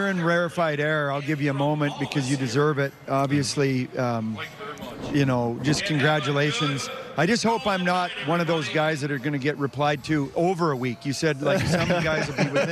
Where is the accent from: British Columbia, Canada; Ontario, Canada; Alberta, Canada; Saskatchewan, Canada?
Saskatchewan, Canada; I'm from Saskatchewan